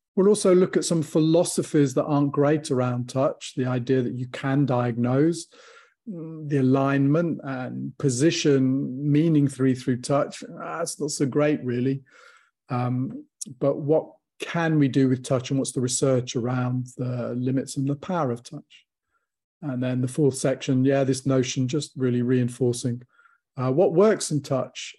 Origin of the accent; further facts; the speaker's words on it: Warwickshire, West Midlands, United Kingdom; I grew up in Warwickshire